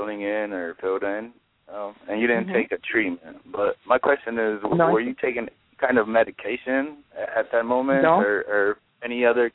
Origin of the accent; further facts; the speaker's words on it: Massachusetts, United States; I'm from Massachusetts. I reside in Massachusetts